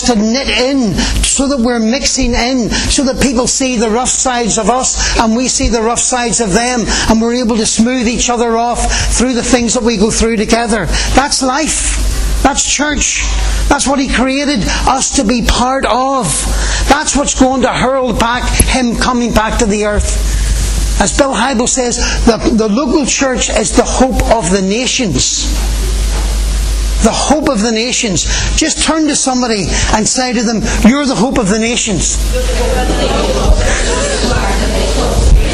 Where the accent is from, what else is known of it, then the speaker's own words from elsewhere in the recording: Ireland; as Irish people